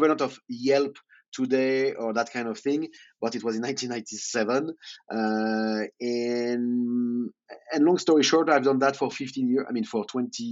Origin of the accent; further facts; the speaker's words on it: Lyon, Auvergne-Rhône-Alpes, France; English is a second language; moved away as an adult; now in Malta; in Lyon, my home city